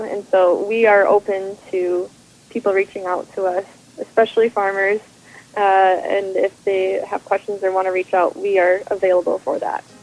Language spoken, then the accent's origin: English; Minnesota, United States; also born or lived in Vermont; we're dairy farmers from Minnesota